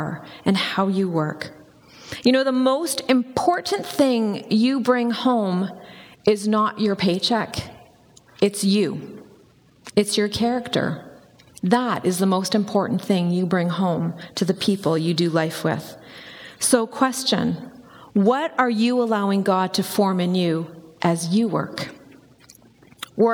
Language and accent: English; Campbell River, British Columbia, Canada; I grew up in Campbell River, which is on Vancouver Island.